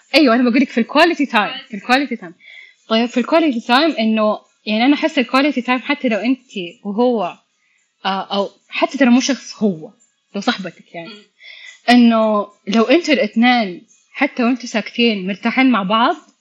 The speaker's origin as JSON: {"language": "Arabic", "town": "Mecca", "region": "Makkah Province", "country": "Saudi Arabia", "said": "ايام الثانوي كنت اتطوع في مجالات بيسكلي كان في لقاءات تصير عندنا في مكة"}